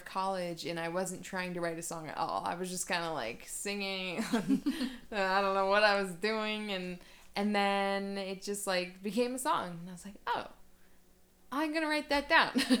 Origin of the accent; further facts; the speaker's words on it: Cleveland, Ohio, United States; moved away as an adult; now in Denver, United States; I'm from Ohio. I grew up near Cleveland, and I moved out here in August